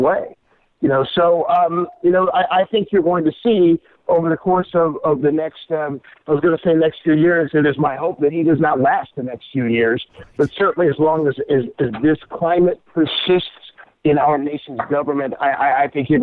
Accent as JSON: {"language": "English", "town": "San Leandro", "region": "California", "country": "United States", "tie": "born or raised there", "said": "when I grew up in San Leandro in the 70s"}